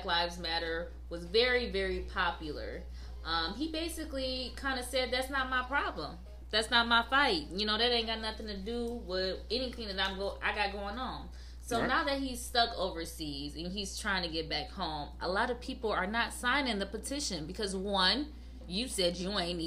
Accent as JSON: {"language": "English", "town": "New Haven", "region": "Michigan", "country": "United States", "tie": "born or raised there", "said": "I was raised in New Haven, Michigan"}